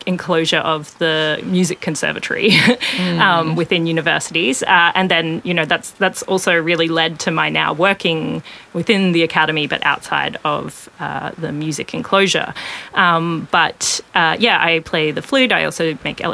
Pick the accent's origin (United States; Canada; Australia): Australia; southwest of Toowoomba, Queensland; now in Brisbane, Australia; I grew up southwest of Toowoomba on Kayabal and Jadawir country